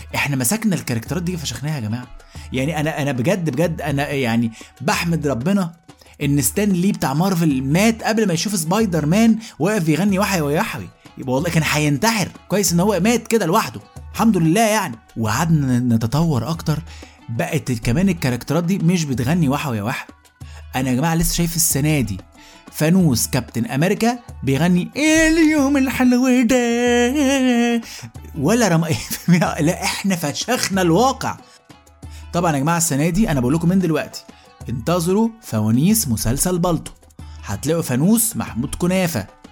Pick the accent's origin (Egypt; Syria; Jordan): Egypt; احنا كمصريين